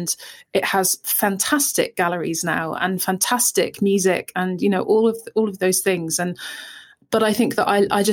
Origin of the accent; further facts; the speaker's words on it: Lewes, South East England, United Kingdom; moved away as an adult; also born or lived in Belfast; I grew up in Lewes, just outside Brighton